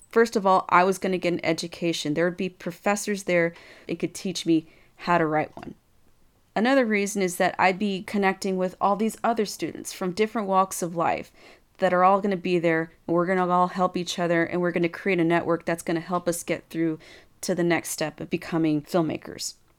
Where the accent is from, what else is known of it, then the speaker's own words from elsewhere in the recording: Texas, United States; I'm from Texas